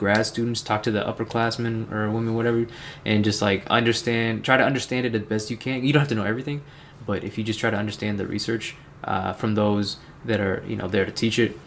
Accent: Central Missouri, United States; moved away as an adult; also born or lived in Waco, Texas; I was born and raised in Missouri, man. Central Missouri

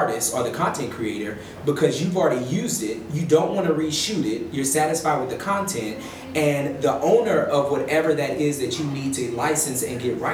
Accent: Texas, United States; moved away as an adult; also born or lived in Washington, District of Columbia, United States / Houston, Texas; I'm from Texas, and then I went to law school in DC

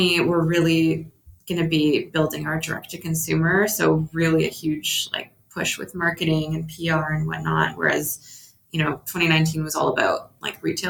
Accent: Canada; we're from Canada too

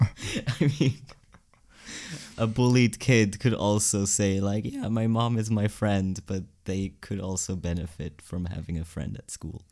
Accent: Kilchberg, Zurich, Switzerland; also born or lived in Gottikon; then we moved to Kilchberg, which is better. And there I went to, like, primary school

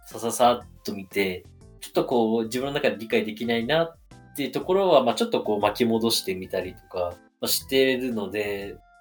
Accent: Okayama, Japan; also born or lived in Tokyo; 今地元の岡山にいる

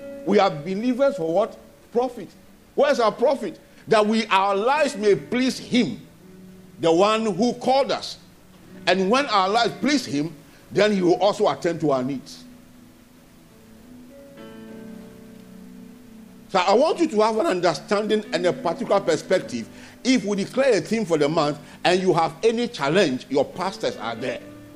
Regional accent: Ghana; moved away as an adult; also born or lived in Nigeria; I'm also a Ghanaian.

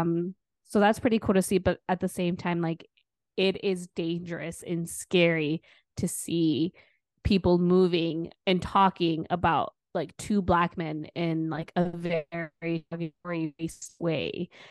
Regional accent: Wisconsin, United States; I'm from Wisconsin too

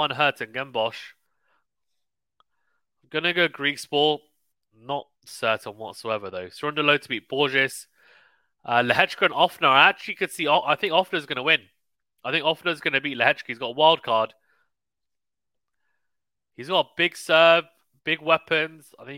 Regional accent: United Kingdom; I, as a Brit

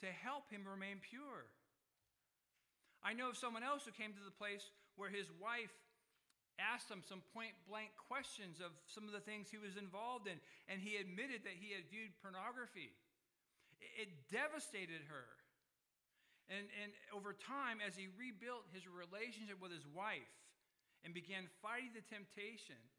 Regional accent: California, United States; I was born in California

